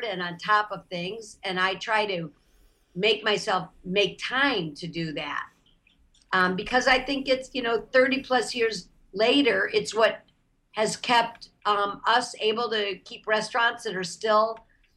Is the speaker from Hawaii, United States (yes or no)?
no; Toledo, Ohio, United States; now in Los Angeles, United States; I grew up in Toledo, Ohio